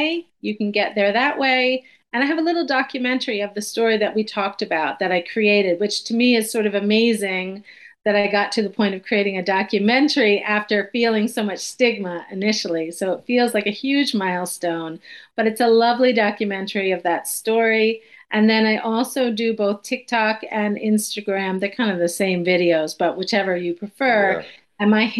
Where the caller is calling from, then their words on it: Cortland Manor, New York, United States; I'm in New York, just about an hour north of the city, Cortland Manor.